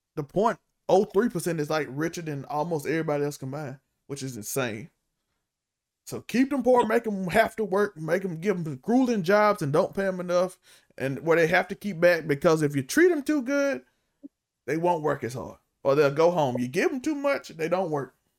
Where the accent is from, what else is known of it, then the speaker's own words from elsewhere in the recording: Mississippi, United States; I'm from Mississippi, and Mississippi not like you think it is